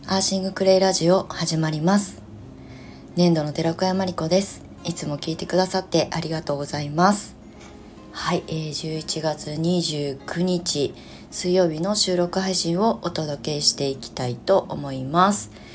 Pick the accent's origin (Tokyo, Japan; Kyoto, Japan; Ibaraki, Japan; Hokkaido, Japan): Ibaraki, Japan; Kasama; moved away as an adult; 生まれ故郷の茨城県笠間市に U ターンしてきた